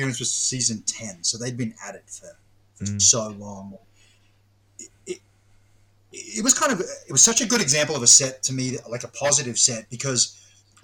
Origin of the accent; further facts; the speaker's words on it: Australia; me being Australian